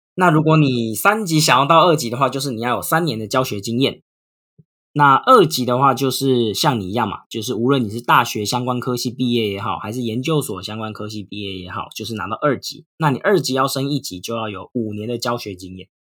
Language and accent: Chinese; Taiwan; also born or lived in Japan; 我之前在日本也是觉得说，当一个台湾人要教人家语言超难的